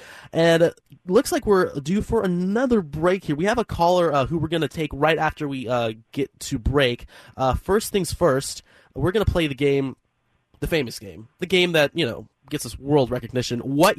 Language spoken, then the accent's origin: English; Sacramento, California, United States; now in Seattle, United States; I'm from Sacramento originally